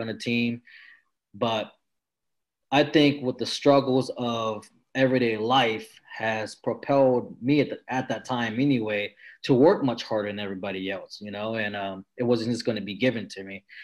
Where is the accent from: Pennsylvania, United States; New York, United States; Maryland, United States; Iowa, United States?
Maryland, United States; also born or lived in French Camp, California; mom just took me and my sister to, to Maryland, and that's where we stayed.